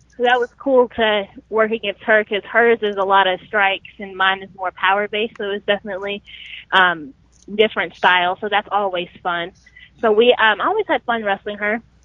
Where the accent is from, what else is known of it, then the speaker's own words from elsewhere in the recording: Sherwood, Arkansas, United States; moved away as an adult; now in Atlanta, United States; in Sherwood, Arkansas, which is great because I guess that was in my hometown